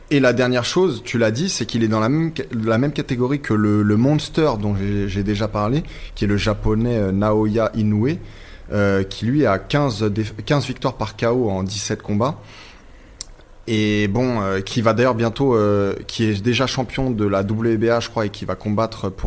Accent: France; c'est pas parce que je suis français que je dois dire qu'il est exceptionnel.

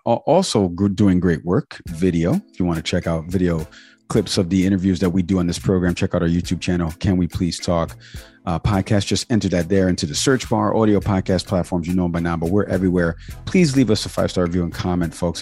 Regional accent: Cuba; I am Cuban, right? We eat uh, lechon and we eat uh, picadillo and we celebrate Nochebuena

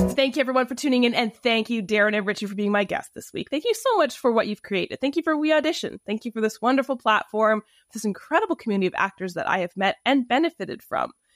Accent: Canada; accent: Canadian; my Canadian accent

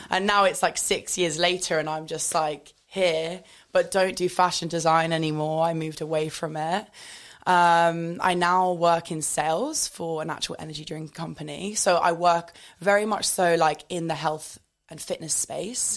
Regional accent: United Kingdom; moved away as an adult; now in London, United Kingdom; I am originally from the South Coast

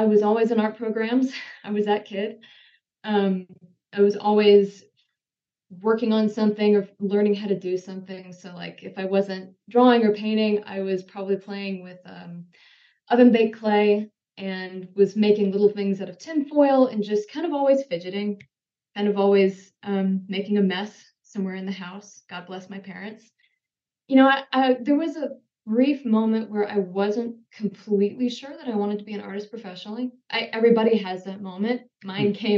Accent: Mississippi, United States; I grew up in Mississippi, spent pretty much my entire life there

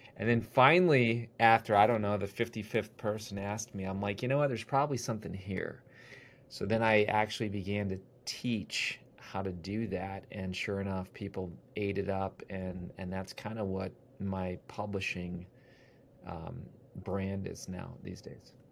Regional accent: Wisconsin, United States; now in Ohio, United States; I grew up in Wisconsin. Now I live in Ohio

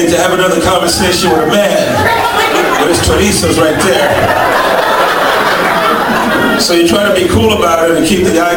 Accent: New York, United States; I'm from New York

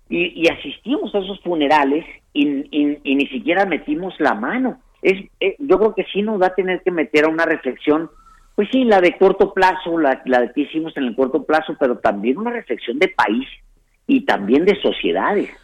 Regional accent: Ciudad Juárez, Chihuahua, Mexico; como yo soy un fronterizo, yo nací en, nací en Ciudad Juárez

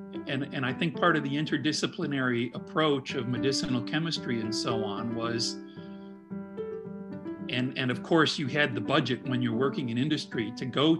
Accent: Midwest, United States; now in Indianapolis, United States; being a Midwesterner, it was really great for me to be able to relocate to Indianapolis and be near family in Chicago

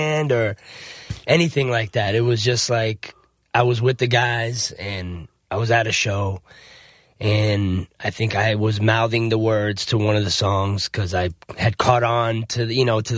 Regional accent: New Jersey, United States; moved away; also born or lived in South Florida; I'm actually from New Jersey originally. I was born in Jersey

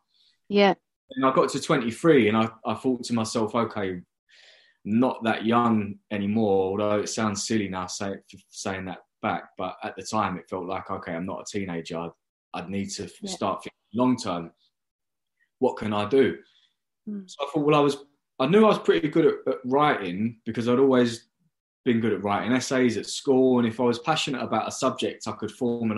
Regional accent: London, United Kingdom; I was living in London, so I could live at home on not very much money because I'm from London.

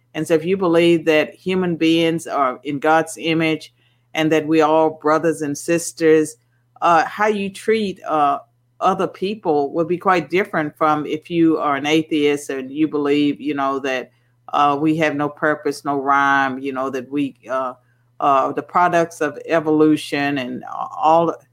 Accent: Virginia, United States; when I was growing up in Virginia in the, in the 60s, we had Sunday blue laws

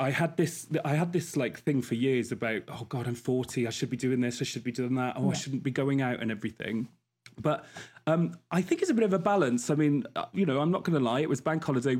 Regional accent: Wales, United Kingdom; I'm not Scouse, as we thought. I'm from Wales

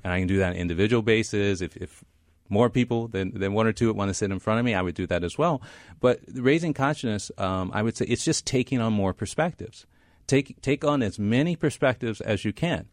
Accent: Midwest, United States; moved away as an adult; also born or lived in Stanford, California; I came from the Midwest

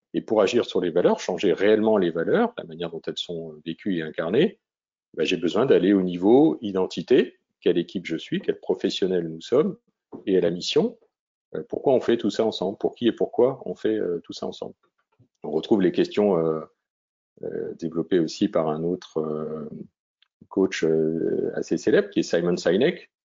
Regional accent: Vosges, Grand Est, France; ma région natale, même les Vosges

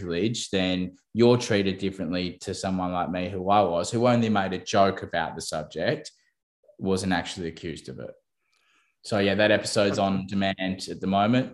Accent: New South Wales Central Coast, Australia; first language English; growing up on the New South Wales Central Coast

